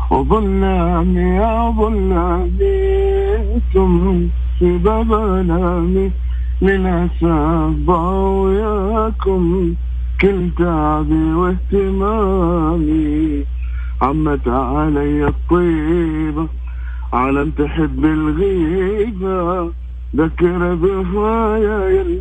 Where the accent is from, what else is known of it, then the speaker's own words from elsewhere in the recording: Mecca, Makkah Province, Saudi Arabia; من مكه